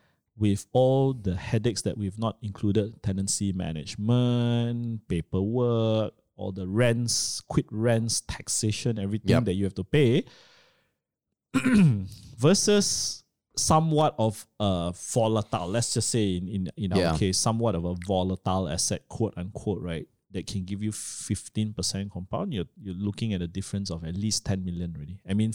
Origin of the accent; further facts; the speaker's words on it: Miri, Sarawak, Malaysia; if I'm moving, here I was from Miri, was being transferred to KL. And I looked at the economic, the industrial trends that were going on at that point, I asked myself, how likely am I going to go back to Miri